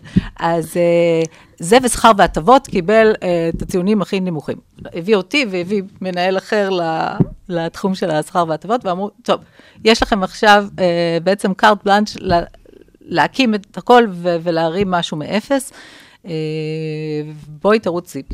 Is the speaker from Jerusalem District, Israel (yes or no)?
yes; Jerusalem, Jerusalem District, Israel; also born or lived in London / Paris / Tel Aviv; אני ירושלמית במקור, אז, אה, לצערי זה כבר לא הירושלים שאני גדלתי בה